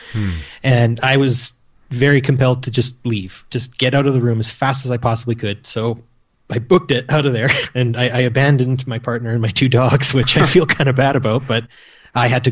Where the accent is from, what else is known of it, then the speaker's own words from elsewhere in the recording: the prairies of Canada, Canada; I'm from Canada and grew up in the prairies of Canada.